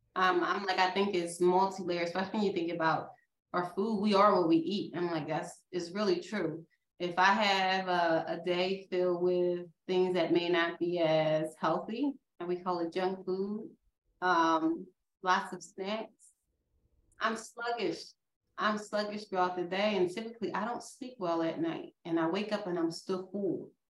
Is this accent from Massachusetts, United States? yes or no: no; outside of Philadelphia, Pennsylvania, United States; accent: Philadelphia; I grew up outside of Philadelphia. We say water, okay?